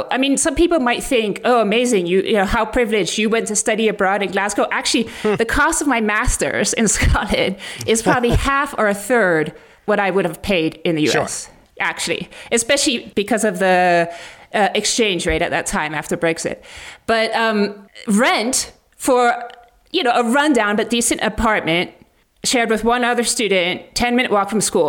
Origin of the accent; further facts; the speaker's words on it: Mali; And especially because I had experience growing up in Muslim countries like Mali